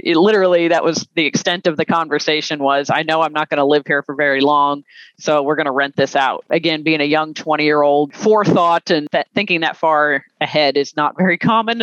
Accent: the South, United States; Being a Southerner

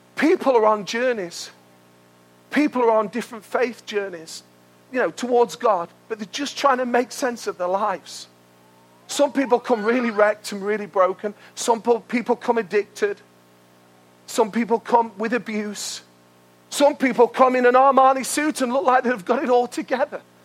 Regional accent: United Kingdom; we're British

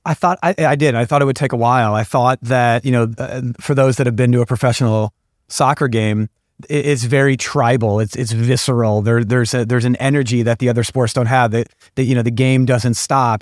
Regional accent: St. Louis, Missouri, United States; I'm born and raised in Saint Louis

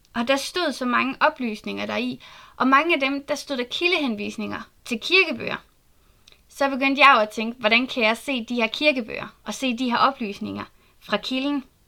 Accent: Southern Jutland, Southern Denmark, Denmark; Jeg er født og opvokset i Sønderjylland

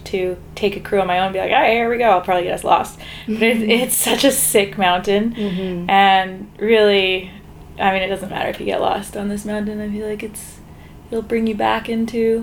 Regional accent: Calgary, Alberta, Canada; moved away as an adult; also born or lived in Vancouver / Whistler; I grew up in Calgary

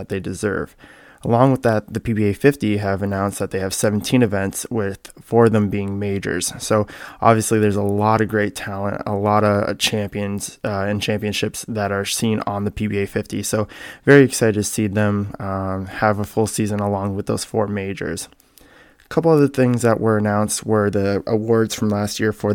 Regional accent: Canada; moved away as an adult; also born or lived in Michigan; I was born and raised in Canada, where I started bowling youth basically from the time I was able to walk

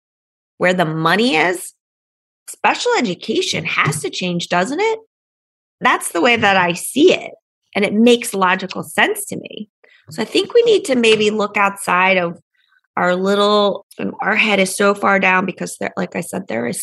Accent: Pennsylvania, United States; I grew up in Pennsylvania

